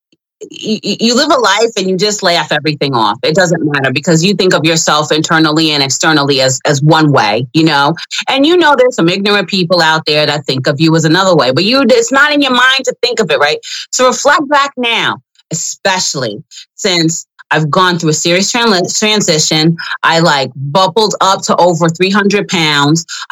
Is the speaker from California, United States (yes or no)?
no; New York, United States; I'm from New York, so I always participated in the Pride Parade